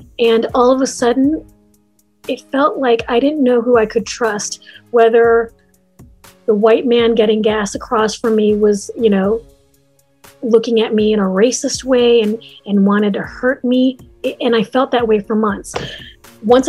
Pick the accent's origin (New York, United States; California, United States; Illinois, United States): Illinois, United States; Chicago; Chicago. I am an American. I was born in the States